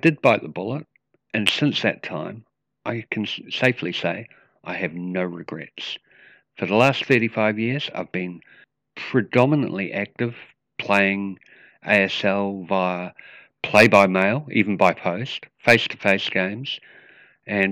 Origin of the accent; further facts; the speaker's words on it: Wellington, New Zealand; I'm from Wellington, New Zealand.